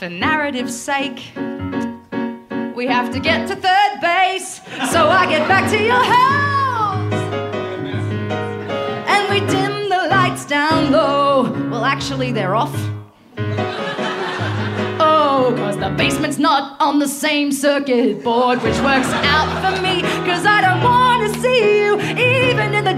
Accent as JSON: {"language": "English", "town": "Bathurst", "region": "New South Wales", "country": "Australia", "tie": "born or raised there"}